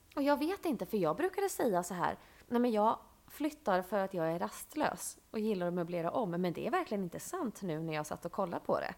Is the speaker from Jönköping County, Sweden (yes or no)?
yes; Bankeryd, Jönköping County, Sweden; moved away as an adult; now in Stockholm, Sweden; när jag var liten och bodde i Bankeryd